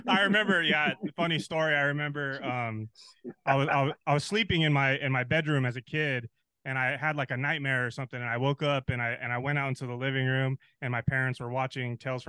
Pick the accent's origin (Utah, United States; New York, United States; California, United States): California, United States; San Dimas; also born or lived in San Gabriel, California; now in Pomona, United States; I grew up in San Gabriel until I was 8 years old. And then I moved to San Dimas, California. And then I lived there until I went to college